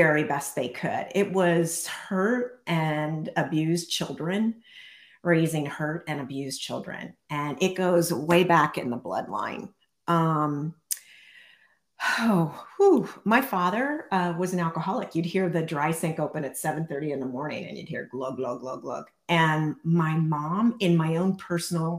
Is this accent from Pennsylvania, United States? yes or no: yes; central Pennsylvania, United States; now in Montana, United States; I'm originally from a teeny tiny town in the center of Pennsylvania